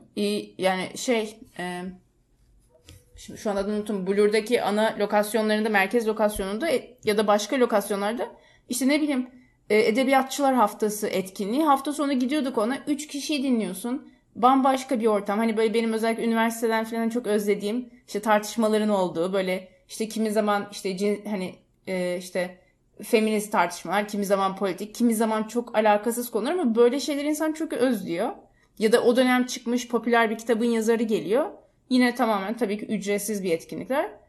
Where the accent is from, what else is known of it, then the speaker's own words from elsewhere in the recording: Istanbul, Turkey; moved away as an adult; ben İstanbul'da büyüdüm.